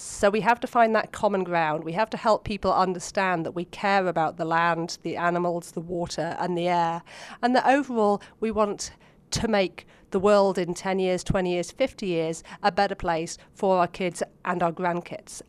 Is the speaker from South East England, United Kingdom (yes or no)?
yes; Oxford, South East England, United Kingdom; moved away as an adult; now in United States; As you can hear from my accent, I actually grew up back in Oxford, England.